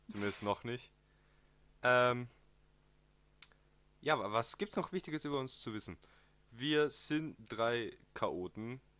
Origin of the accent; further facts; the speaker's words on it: southern Austria, Austria; Vielleicht kommt manchmal ein Dialekt durch oder ein Akzent, je nachdem. Ähm, wir kommen aus dem Süden von Österreich.